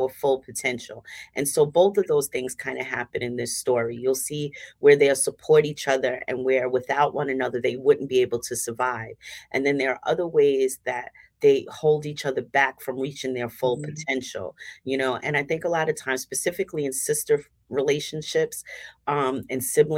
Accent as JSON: {"language": "English", "town": "New York City", "region": "New York", "country": "United States", "tie": "born or raised there", "said": "I'm a native Staten Islander, born and raised in Staten Island. I grew up in Mariners Harbor."}